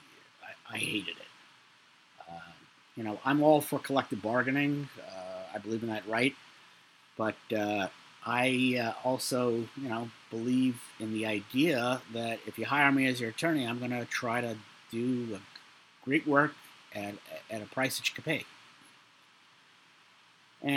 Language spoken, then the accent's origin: English; New York City, New York, United States; I'm from Brooklyn. I lived in a household with a lot of stress